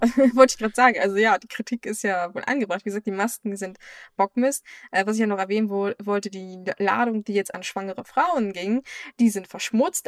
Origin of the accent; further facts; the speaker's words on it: Germany; bei uns in Deutschland